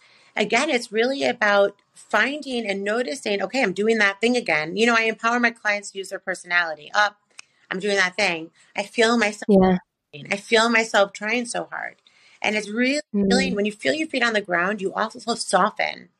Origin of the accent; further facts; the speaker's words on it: Chicago, Illinois, United States; I'm from Chicago, so I say pop